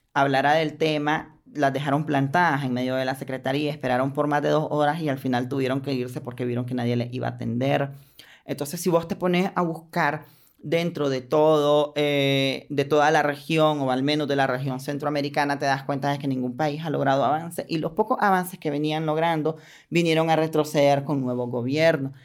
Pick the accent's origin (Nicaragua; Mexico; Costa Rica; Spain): Nicaragua; soy ciudadana de Nicaragua